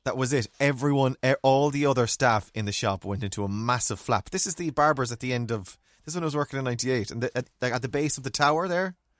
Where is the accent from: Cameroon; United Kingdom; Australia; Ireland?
Ireland; Me being typically Irish